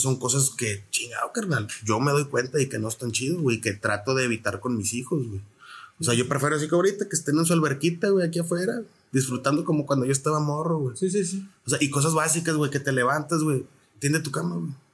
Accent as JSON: {"language": "Spanish", "town": "Reynosa", "region": "Tamaulipas", "country": "Mexico", "tie": "born or raised there", "also_born_or_lived": "San Luis Potosí", "said": "soy originario de la ciudad de San Luis Potosí, soy del barrio de Tequis, ahí en San Luis, este, ahí nací. Me registraron en Querétaro ah, y, y, estoy criado aquí en Reynosa y parte en San Luis también"}